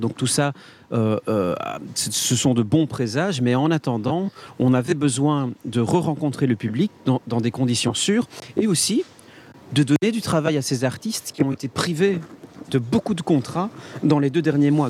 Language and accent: French; Liège, Wallonia, Belgium; je suis liégeois